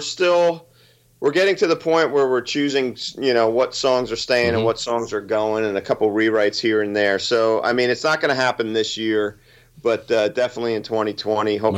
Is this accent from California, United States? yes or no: no; Toms River, New Jersey, United States; my hometown of Toms River